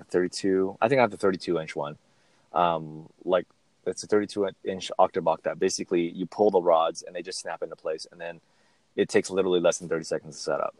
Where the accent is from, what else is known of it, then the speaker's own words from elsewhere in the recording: Southern California, United States; I'm from SoCal